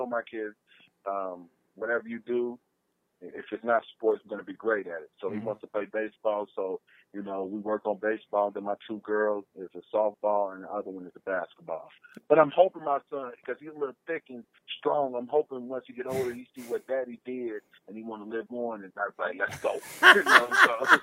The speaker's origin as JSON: {"language": "English", "town": "Cincinnati", "region": "Ohio", "country": "United States", "said": "I'm from Cincinnati"}